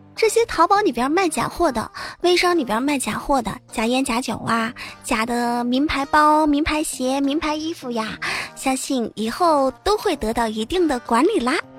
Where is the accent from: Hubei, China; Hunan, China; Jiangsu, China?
Hubei, China; Enshi; 我湖北恩师的。 对，就是我老家